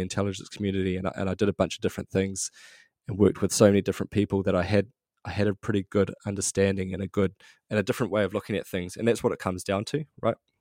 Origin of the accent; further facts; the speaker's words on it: New Zealand; grew up middle class New Zealand, just a, a quite a normal upbringing